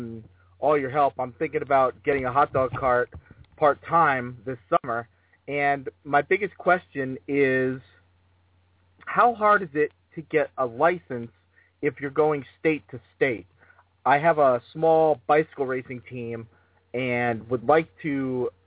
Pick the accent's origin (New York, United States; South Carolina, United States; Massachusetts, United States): Massachusetts, United States; my home state of Massachusetts